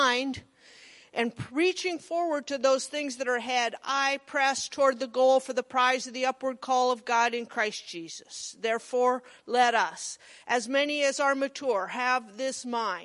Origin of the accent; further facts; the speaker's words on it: Monroe, Nebraska, United States; I was from Monroe